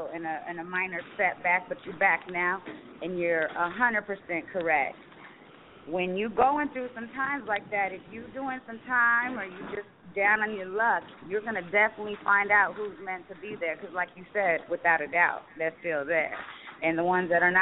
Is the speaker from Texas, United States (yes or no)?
no; Roswell, New Mexico, United States; I come from a small town, Roswell, New Mexico. That's my hometown.